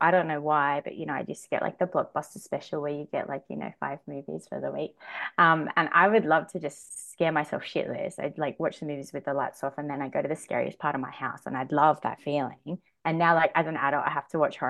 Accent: Sydney, New South Wales, Australia; I'm from Western Sydney

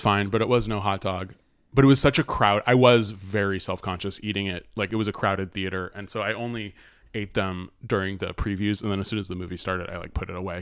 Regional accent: United States; I'm American

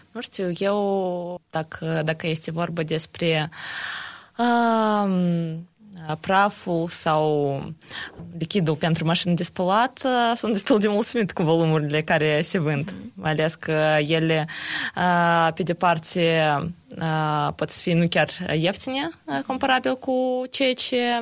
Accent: Chișinău, Moldova; sunt din Chișinău

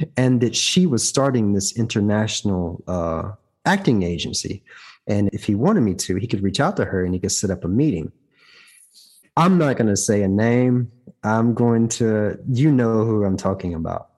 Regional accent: the South, United States; moved away as an adult; also born or lived in Atlanta; now in Germany; I'm from the South

